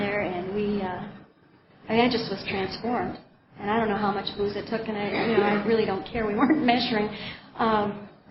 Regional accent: Minneapolis, Minnesota, United States; now in Helena, United States; I grew up in Minneapolis, Minnesota, in a family of 4 brothers and a sister from pretty normal parents.

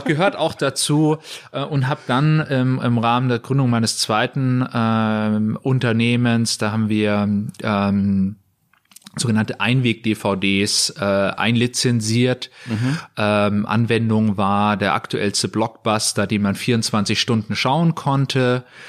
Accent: Munich, Bavaria, Germany; moved away as an adult; also born or lived in Aachen; Ich bin aus München, mhm. ähm, war lange Zeit woanders, aber wie viele Münchner zieht es uns wieder zurück

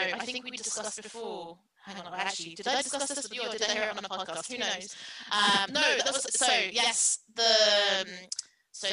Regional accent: United Kingdom; I'm not British, but I grew up in Britain.

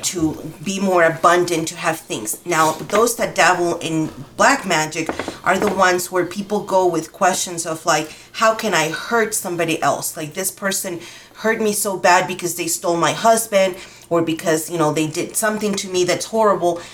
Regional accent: Dominican Republic; now in Albuquerque, United States; I'm from the Dominican Republic and I was um, raised in the Yoruba religion

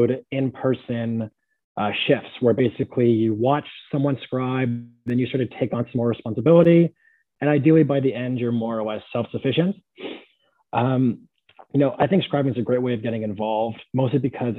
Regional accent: San Jose, California, United States; moved away as an adult; now in Pittsburgh, United States; Born and raised San Jose, California

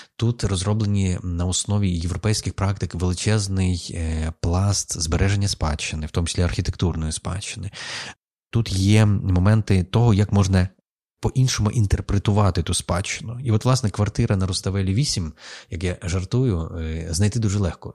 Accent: Lviv, Lviv Oblast, Ukraine; moved away; also born or lived in Kyiv; я народився у Львові, але я приїхав іншою людиною. Я вже не львів'янин взагалі. Я приїхав після 20 років життя в Києві

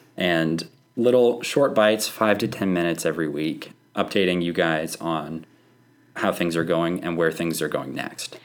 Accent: Oklahoma, United States; moved away; I'm from Oklahoma

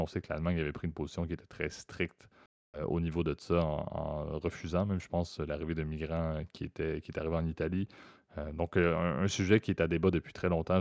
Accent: Canada; ma vision en tant que Canadien

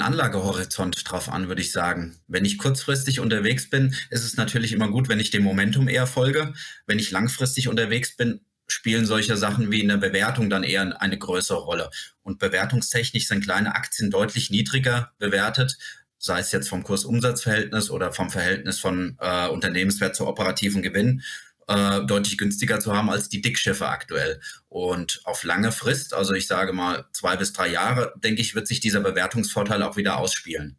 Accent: Germany; bei uns in Deutschland

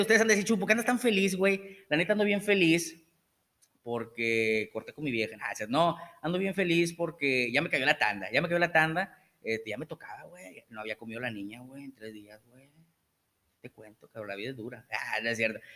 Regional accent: Monterrey, Nuevo León, Mexico; now in Tamaulipas, Mexico; Yo nací en Monterrey.

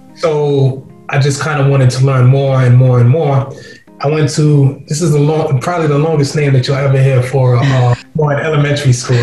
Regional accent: New York City, New York, United States; also born or lived in England / Guyana (ancestry); Growing up in Queens, my brothers

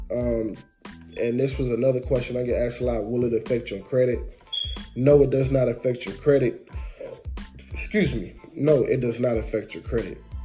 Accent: Detroit, Michigan, United States; I'm from Detroit

